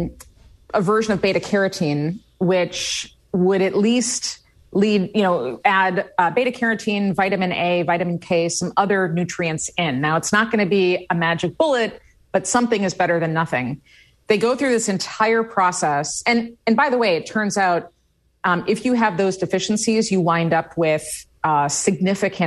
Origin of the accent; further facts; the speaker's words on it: Midwest, United States; I grew up in the Midwest